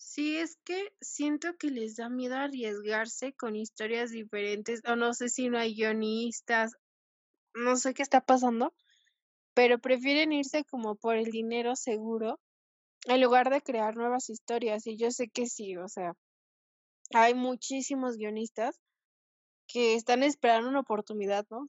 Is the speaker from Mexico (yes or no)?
yes; Mexico; soy mexicana